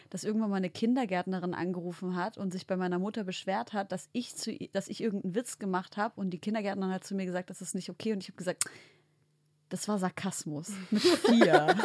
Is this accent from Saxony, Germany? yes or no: yes; Leipzig, Saxony, Germany; In Leipzig.